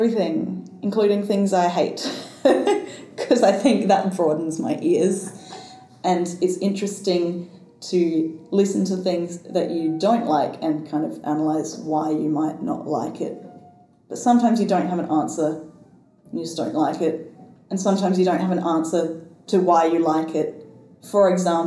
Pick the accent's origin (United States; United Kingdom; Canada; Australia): Australia; as a white Australian